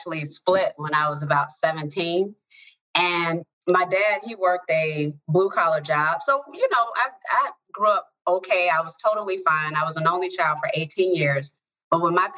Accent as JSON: {"language": "English", "town": "Chicago", "region": "Illinois", "country": "United States", "tie": "born or raised there", "said": "I grew up in the south side of Chicago"}